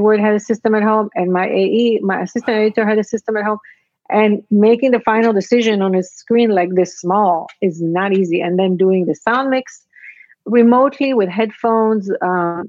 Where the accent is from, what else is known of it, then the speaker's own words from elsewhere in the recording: Israel; moved away as an adult; also born or lived in Casablanca, Morocco; I was born in Casablanca, raised in Israel, immigrated here